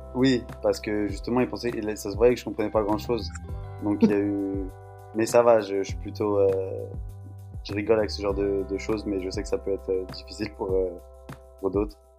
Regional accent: Paris, Île-de-France, France; moved away as an adult; now in Colorado, United States; j'habite dans la région, j'habite à Paris

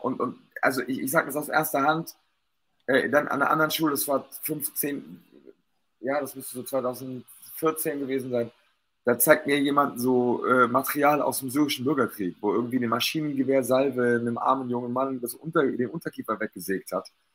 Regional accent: Stuttgart, Baden-Württemberg, Germany; ich war halt hier als Stuttgarter

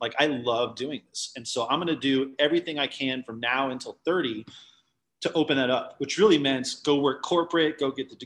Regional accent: Littleton, Colorado, United States; I'm a fourth generation Colorado native

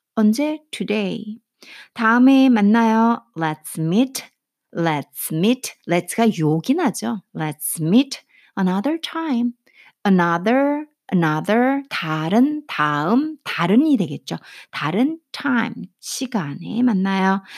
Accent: South Korea; 제가 한국 사람으로서

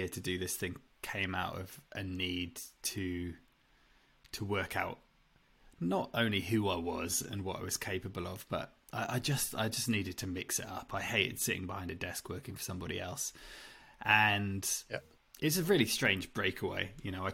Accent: England, United Kingdom; growing up in England

